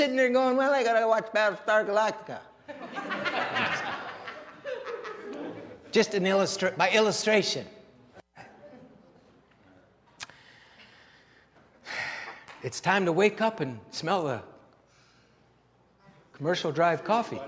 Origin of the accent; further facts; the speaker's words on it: Canada; We're your Canadian.